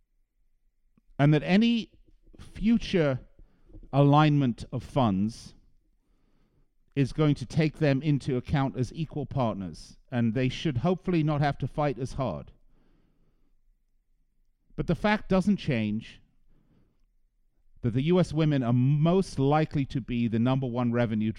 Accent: England, United Kingdom; accent: English; now in United States; I know I sound English to you, but I am an American. I've been here an awfully long time

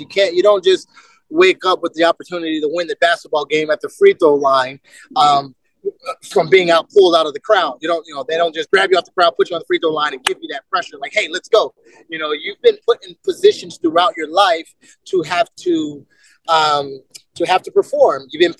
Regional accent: Germany; born there; also born or lived in United States; I was born in Germany. We lived in America.

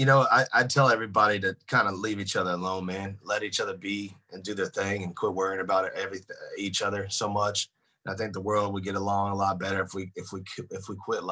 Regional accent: Tennessee, United States; we're both from Tennessee

